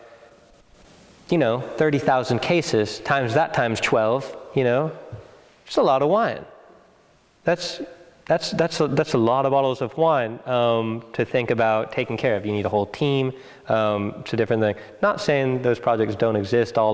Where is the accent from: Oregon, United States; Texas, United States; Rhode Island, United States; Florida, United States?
Oregon, United States; moved away as an adult; also born or lived in Bordeaux; I grew up in Oregon.